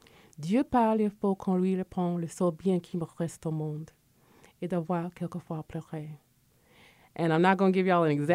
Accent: Connecticut, United States; also born or lived in West Coast / Midwest; now in Georgia, United States; I'm from Connecticut. I lived on the West Coast. I lived in the Midwest, and I've lived here in Georgia. I've been in Georgia since 1995

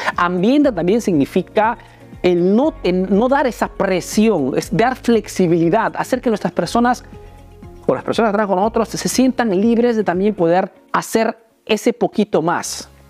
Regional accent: Peru; now in Italy

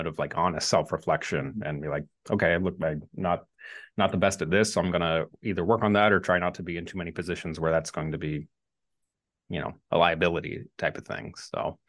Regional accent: Midwest, United States; I'm from the Midwest

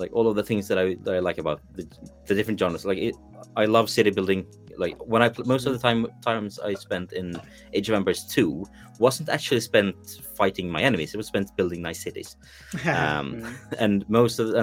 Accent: Sweden; I'm from Sweden

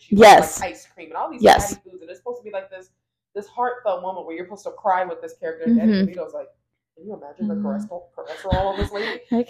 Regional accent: Florida, United States; I grew up in Florida my entire life.

